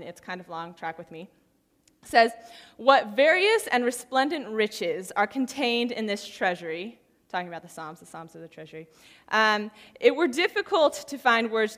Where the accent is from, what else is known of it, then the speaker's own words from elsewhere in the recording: San Diego, California, United States; moved away as an adult; now in Santa Barbara, United States; In the last couple of years, I have been living in Santa Barbara, which I grew up in San Diego